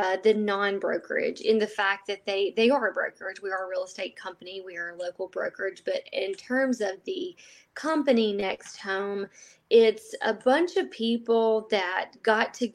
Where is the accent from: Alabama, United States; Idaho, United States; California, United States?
Alabama, United States; Northport; I was born in Northport and raised here, graduated from Tuscaloosa County High School